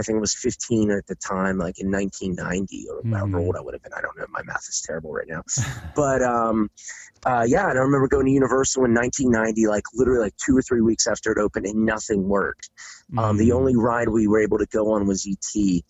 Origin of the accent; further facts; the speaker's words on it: Pittsburgh, Pennsylvania, United States; I'm from Pittsburgh, Pennsylvania.